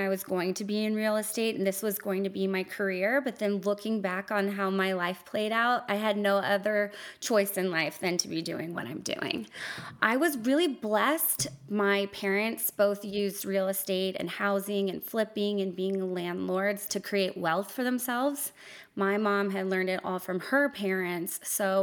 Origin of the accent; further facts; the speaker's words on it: Salt Lake City, Utah, United States; I was raised here in Utah, in Salt Lake